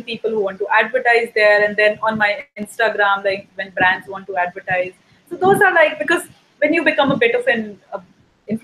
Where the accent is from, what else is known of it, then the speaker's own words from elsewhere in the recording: Delhi, India; I'm from India where the culture is very different.